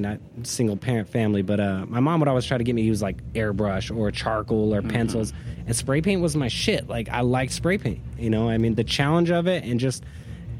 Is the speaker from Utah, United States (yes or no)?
yes; Magna, Utah, United States; I grew up in Magna, so kind of the hood